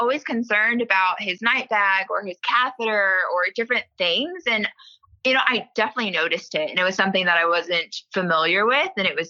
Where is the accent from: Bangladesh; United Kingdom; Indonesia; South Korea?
South Korea; born there; So I'm a self-proclaimed Army brat, but my father served in the Army for 22 years, retired, and then has continued working on base at Fort Knox. So growing up, I was born in Korea on an Army base